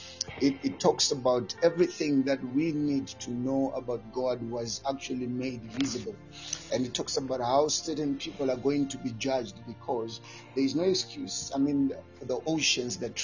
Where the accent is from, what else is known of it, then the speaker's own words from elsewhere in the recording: Mberengwa, Midlands, Zimbabwe; just a simple guy who was born in Zimbabwe in a place called Mberengwa.